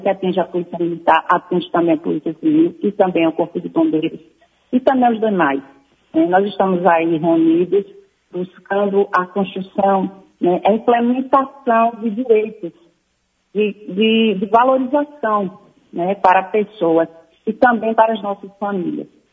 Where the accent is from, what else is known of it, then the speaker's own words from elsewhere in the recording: Sergipe, Brazil; eu não estou em Sergipe. Mas é minha terra querida